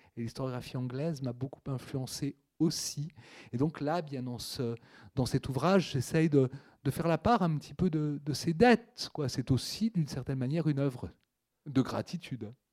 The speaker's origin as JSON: {"language": "French", "town": "Lyon", "region": "Auvergne-Rhône-Alpes", "country": "France", "tie": "born or raised there", "said": "j'ai grandi à Lyon"}